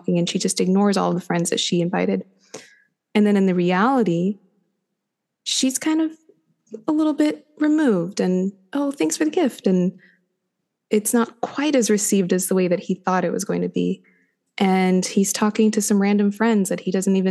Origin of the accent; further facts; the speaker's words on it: United States; also born or lived in New York; I'm an American